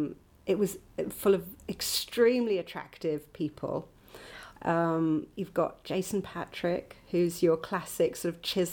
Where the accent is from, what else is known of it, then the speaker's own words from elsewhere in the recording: Northumberland, North East England, United Kingdom; where I grew up in Northumberland, mm-hmm. in a very sort of villagey place that was quite, a little bit like Suffolk, actually.